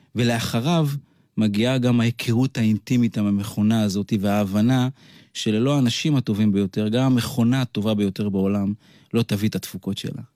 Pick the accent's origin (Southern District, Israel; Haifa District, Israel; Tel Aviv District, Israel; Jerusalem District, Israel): Haifa District, Israel; Kiryat Yam; אני גדלתי בקריית ים את רוב אה, שנותיי, עד הגיוס